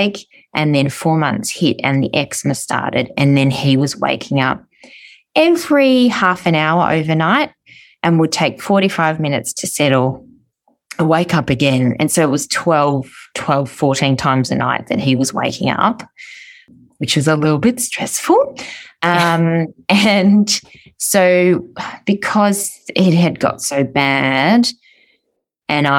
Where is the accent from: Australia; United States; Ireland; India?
Australia; Melbourne, Victoria; I'm from Melbourne, Australia